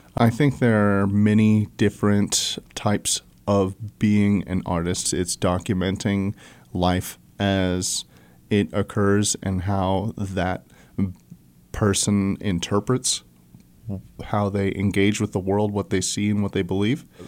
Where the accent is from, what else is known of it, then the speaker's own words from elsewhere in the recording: Joplin, Missouri, United States; moved away as an adult; also born or lived in Escondido, California / Springfield, Missouri / Colorado; now in Fayetteville, United States; we moved to Joplin, Missouri when I was super young, so I was raised in the Southwest Missouri